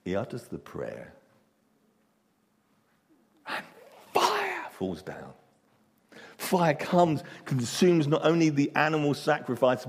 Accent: England, United Kingdom; we're English

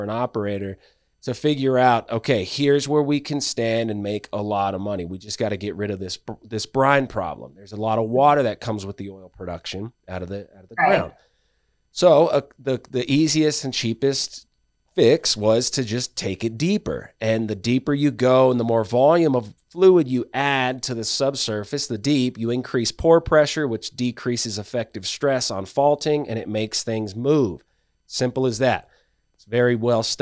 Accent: California, United States; moved away; I come from California

